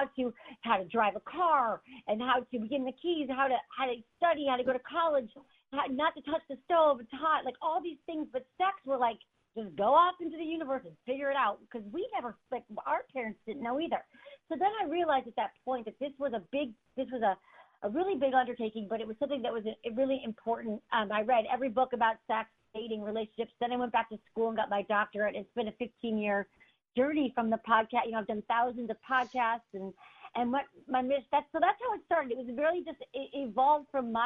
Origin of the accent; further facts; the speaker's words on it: Michigan, United States; moved away as an adult; also born or lived in San Francisco; I'm from Michigan, and I moved to San Francisco, and I worked in politics for about 10 years